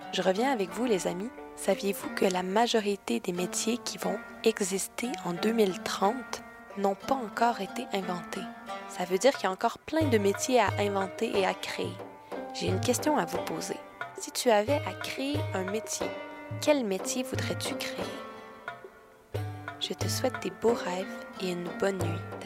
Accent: Quebec City, Quebec, Canada; je viens de la ville de Québec, mais je suis présentement très très loin du Québec.

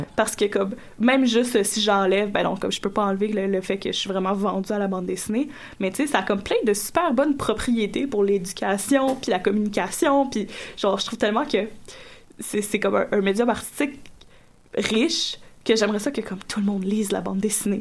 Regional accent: Gatineau, Quebec, Canada; moved away; moi, je, je viens de Gatineau, secteur Gatineau

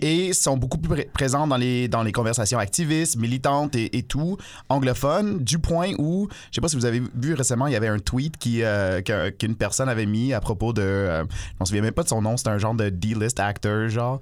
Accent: Toronto, Ontario, Canada; now in Montreal, Canada; moi, j'ai grandi à Toronto

